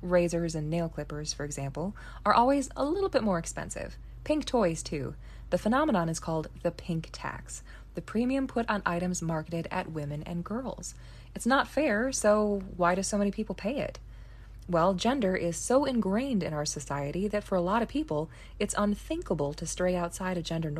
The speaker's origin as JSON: {"language": "English", "country": "United States", "tie": "born or raised there", "said": "So growing up in America, gender just seems like it's part of the natural order."}